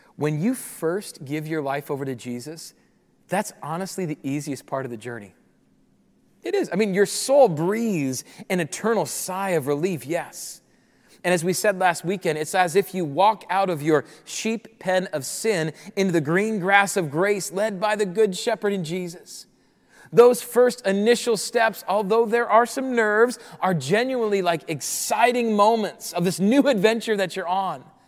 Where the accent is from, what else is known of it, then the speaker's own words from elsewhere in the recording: Rapid City, South Dakota, United States; moved away as an adult; I grew up in Rapid City, South Dakota